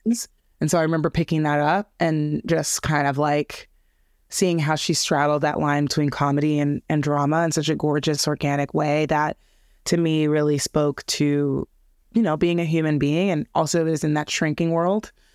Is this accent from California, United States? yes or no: yes; Los Angeles, California, United States; I grew up in L A, I grew up in, well, more specifically, I grew up in a place called Harbor City, Torrance, Alameda area, so I grew up in the South Bay